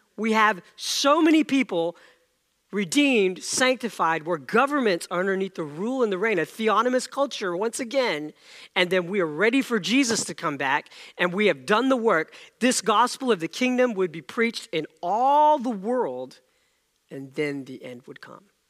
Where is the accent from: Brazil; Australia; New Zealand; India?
India; moved away; I was born in India, and the plays were much different among kids over there.